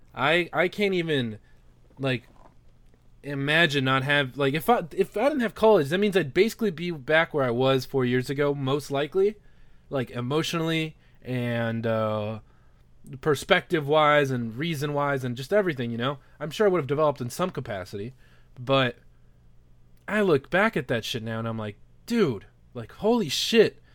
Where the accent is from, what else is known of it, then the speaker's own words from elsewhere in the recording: Los Angeles, California, United States; moved away as an adult; now in Missouri, United States; I grew up in Los Angeles, like, my whole life, and I didn't realize I was a fucking minority until I came to Missouri.